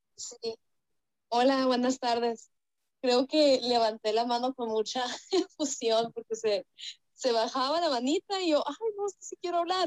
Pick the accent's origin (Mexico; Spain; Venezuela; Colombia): Mexico; also born or lived in Sonora, Mexico; Yo vivo aquí en, el país de, México, bueno, creo que todos aquí somos de México y yo vivo en el, en el norte, vivo en el estado de Sonora